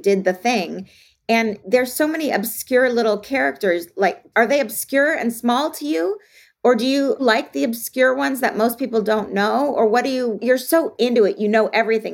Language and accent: English; Los Angeles, California, United States; I'm from Los Angeles